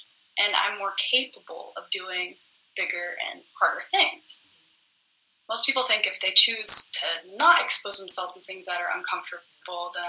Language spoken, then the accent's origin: English; United States; I was born in America.